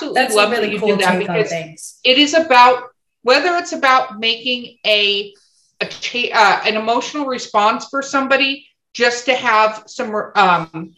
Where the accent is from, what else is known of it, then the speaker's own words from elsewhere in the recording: Los Angeles, California, United States; I grew up in Hollywood, California